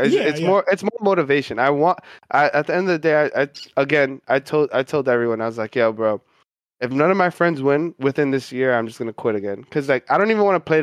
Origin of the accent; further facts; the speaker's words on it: New York, United States; a lot of us New Yorkers